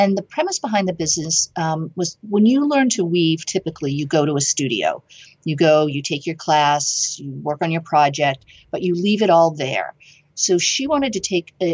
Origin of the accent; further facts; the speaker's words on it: Boston, Massachusetts, United States; now in Amherst, United States; I was from the Boston area